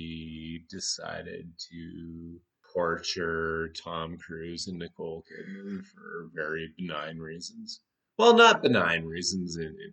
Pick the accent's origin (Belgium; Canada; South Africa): Canada; We're Canadian.